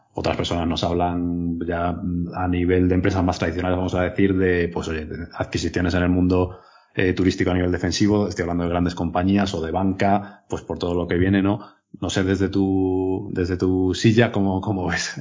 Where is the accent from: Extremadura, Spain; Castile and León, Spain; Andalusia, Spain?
Extremadura, Spain; now in Madrid, Spain; soy extremeño